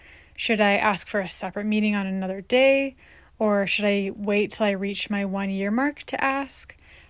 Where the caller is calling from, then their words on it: Philadelphia, Pennsylvania, United States; Hi, work wives. I'm … from Philadelphia.